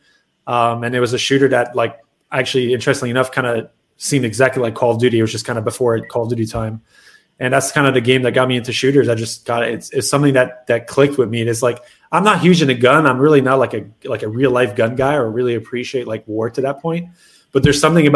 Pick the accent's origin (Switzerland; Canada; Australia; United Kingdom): Canada; moved away as an adult; also born or lived in Montreal; now in Dallas, United States; I'm Canadian